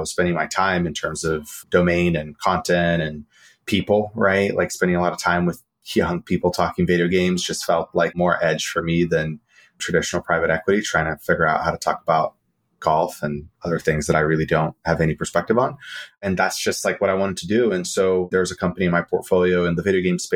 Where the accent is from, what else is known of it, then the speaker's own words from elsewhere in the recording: Brazil; moved away as an adult; now in United States; I grew up in Brazil and moved to the U.S. for college